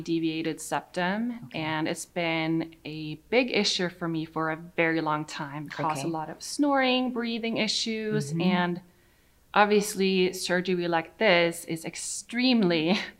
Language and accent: English; Sweden; now in United States; I'm from Sweden